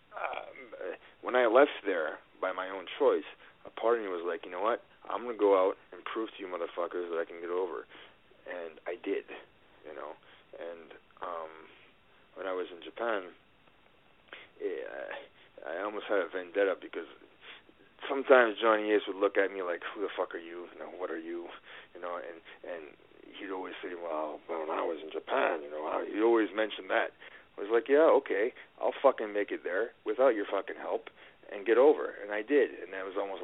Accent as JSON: {"language": "English", "country": "Canada", "said": "I'm Canadian"}